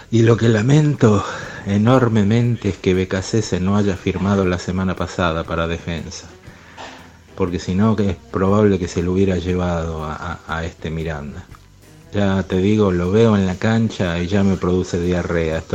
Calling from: Buenos Aires, Argentina; de Villa del Parque.

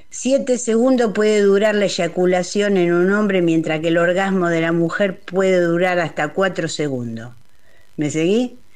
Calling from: Coghlan, Buenos Aires, Argentina; de Iturral de Coglan.

